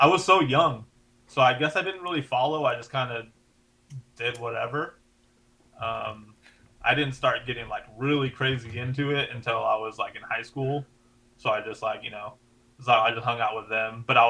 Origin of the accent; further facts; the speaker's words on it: Gardena, California, United States; I'm in Gardena. I've been in Gardena forever. Mm-hmm. So Gardena is like, next to Carson, next to Torrance, I guess Compton would be a bordering city, like 10 minutes from Long.